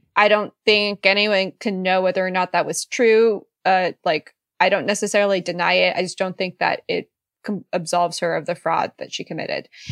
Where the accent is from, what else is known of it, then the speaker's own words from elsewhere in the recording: Silicon Valley, California, United States; I grew up in Silicon Valley, so I've been there